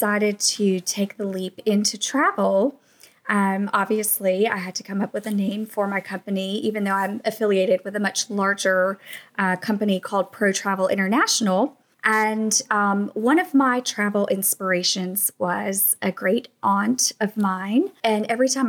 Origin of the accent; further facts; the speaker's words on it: Atlanta, Georgia, United States; moved away as an adult; now in Savannah, United States; I was born and raised in Atlanta, which is about 4 hours north of Savannah.